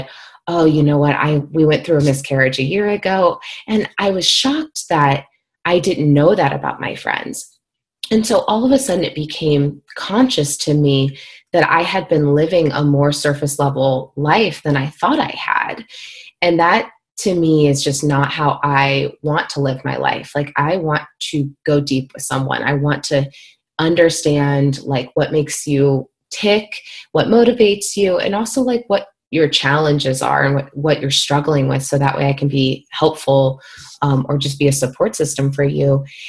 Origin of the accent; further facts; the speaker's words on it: Midwest, United States; And I remember growing up in the Midwest and, you know, a lot of very religious, you know, upbringings, et cetera.